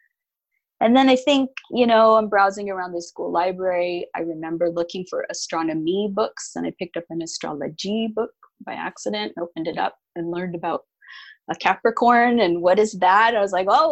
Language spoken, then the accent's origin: English; Canada; also born or lived in Alberta, Canada / Winnipeg, Manitoba, Canada / West Coast, North America; I grew up, well, in Canada. I was born in Alberta, and I lived in Manitoba for a time.